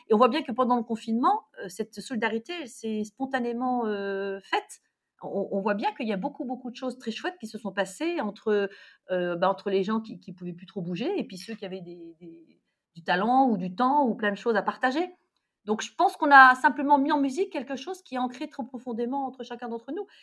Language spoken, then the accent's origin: French; Lorraine, Grand Est, France; moi, je suis Lorraine